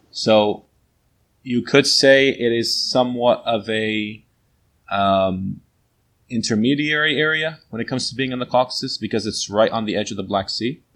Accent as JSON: {"language": "English", "region": "New Jersey", "country": "United States", "tie": "born or raised there", "said": "I was born here in uh, New Jersey, in the USA."}